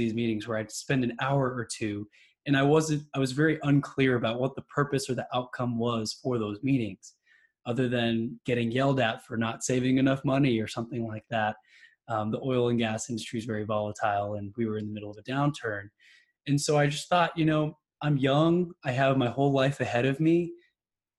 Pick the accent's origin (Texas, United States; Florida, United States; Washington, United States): Texas, United States; also born or lived in New York; I've been raised in Texas my whole life